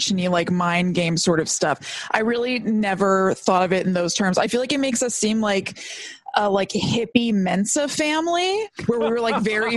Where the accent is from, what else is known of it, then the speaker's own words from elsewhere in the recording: Connecticut, United States; we grew up in Connecticut